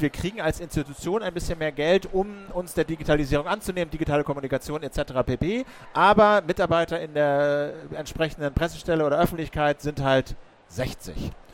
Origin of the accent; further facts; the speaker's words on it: Berlin, Germany; als Berliner